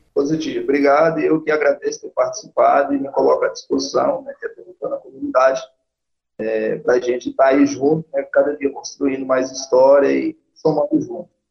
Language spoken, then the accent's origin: Portuguese; interior of Bahia, Brazil; now in Goiás, Brazil; eu que sou né, do interior da Bahia, é, e, e, trabalhei muito a roça